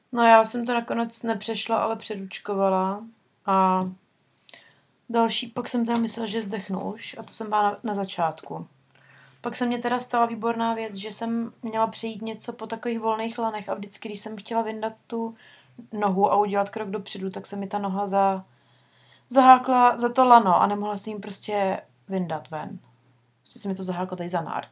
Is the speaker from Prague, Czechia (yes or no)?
yes; Prague, Czechia; moved away; u nás v Praze